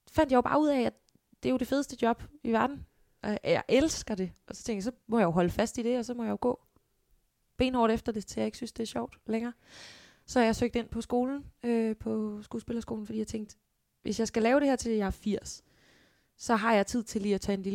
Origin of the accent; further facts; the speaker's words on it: Holbæk, Zealand, Denmark; Jeg kommer fra Holbæk, som jo, ja, en times tid her fra København. Ja. Bil, hvor jeg er født og opvokset.